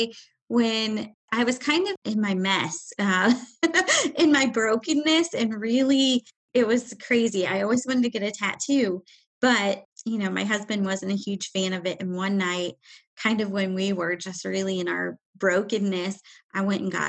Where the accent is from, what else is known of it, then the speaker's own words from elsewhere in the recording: Indiana, United States; I am from Indiana